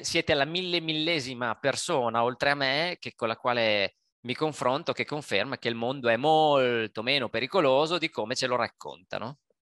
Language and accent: Italian; Italy; moved away; è un paese che amo, è il mio paese, il nostro paese